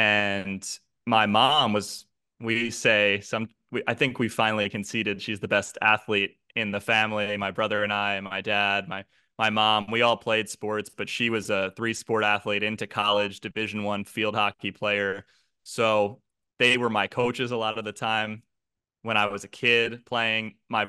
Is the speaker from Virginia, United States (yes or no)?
no; New Jersey, United States; Yeah, so South Jersey, part where people are fans of the Philadelphia teams, definitely, which included my family.